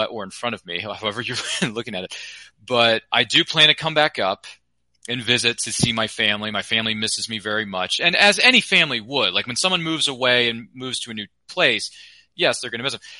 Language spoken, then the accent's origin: English; Towson, Maryland, United States; moved away as an adult; now in North Carolina, United States; I'm originally from Towson, Maryland, but now I'm oh, here in the state of North Carolina.